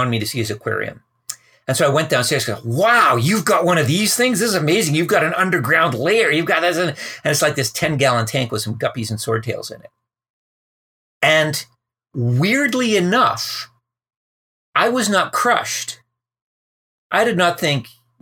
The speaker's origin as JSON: {"language": "English", "town": "Calgary", "region": "Alberta", "country": "Canada", "tie": "born or raised there", "said": "I grew up in Calgary in the prairies"}